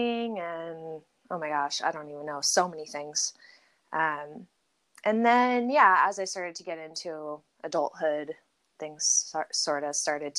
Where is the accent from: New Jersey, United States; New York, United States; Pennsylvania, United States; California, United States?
California, United States; San Diego; I'm from San Diego originally, born and raised in San Diego